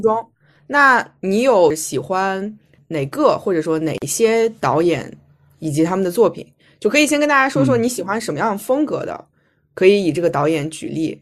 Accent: Shanxi, China; 我是山西人

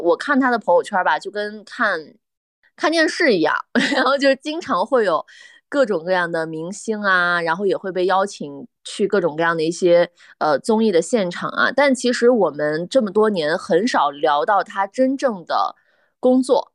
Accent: northern China, China; moved away; 因为我们都是北方人

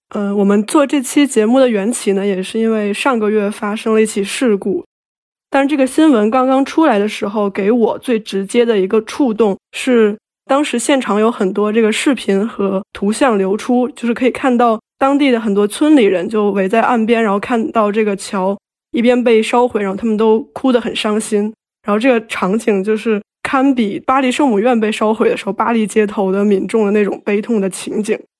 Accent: a city in northern China, China; 我作为一个在北方的城市长大的孩子

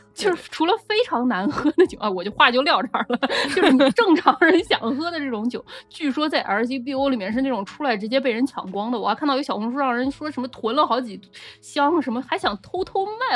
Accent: Nanjing, Jiangsu, China; 我们南京人嘛

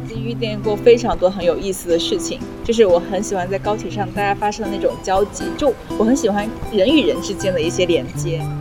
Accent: Longyan, Fujian, China; 我也是九五后，福建龙眼人

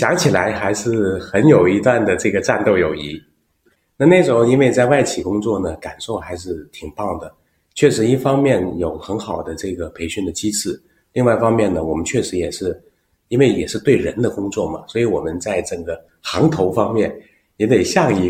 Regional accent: Guangzhou, Guangdong, China; accent: southern; now in Beijing, China; 我是土生土长广州人。

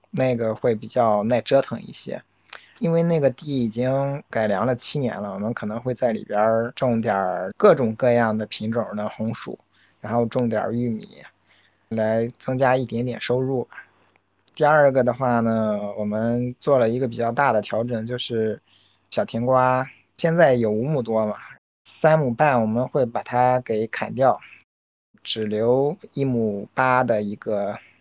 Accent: Laixi, Shandong, China; 我在山东青岛来西市，现在是返乡第八年。我是跟父母一起经营一个二十八亩的一个小型的家庭农场

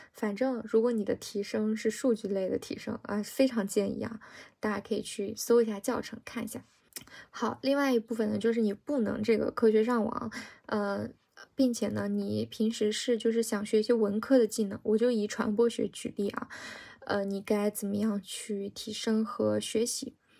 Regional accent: China; 因为其实我们中国人从小学英语，它是以那种考试思维来学的嘛

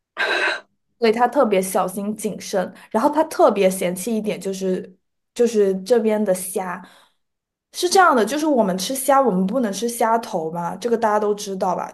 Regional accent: Guangdong, China; 我作为一个就是潮汕人吧，作为一个南方人，我从小到大就是会被蚊子咬，咬大的

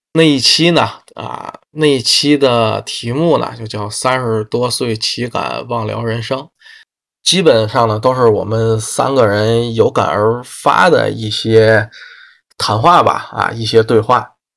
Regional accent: Tianjin, China; 关于天津的啊，我的家乡

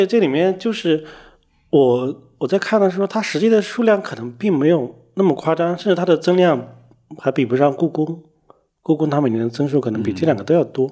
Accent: China; 我们中国人喜欢贿赂什么神佛

